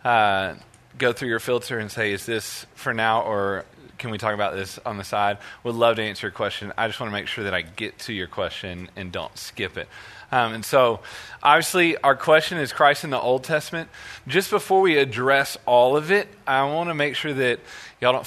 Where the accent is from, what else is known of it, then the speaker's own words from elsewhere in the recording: Birmingham, Alabama, United States; also born or lived in Missouri; now in Texas, United States; I am actually from Birmingham, Alabama